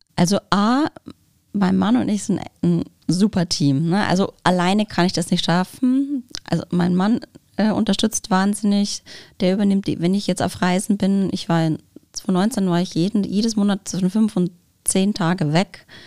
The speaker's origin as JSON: {"language": "German", "region": "Bavaria", "country": "Germany", "moved": "yes", "said": "Ich komme ursprünglich aus Bayern, deswegen meine Eltern sind leider nicht hier in der, in der Gegend"}